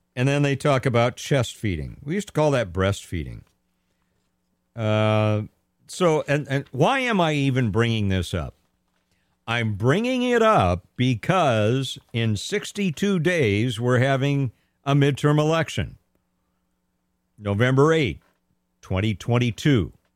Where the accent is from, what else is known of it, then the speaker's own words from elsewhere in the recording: Southern California, United States; I grew up in Southern California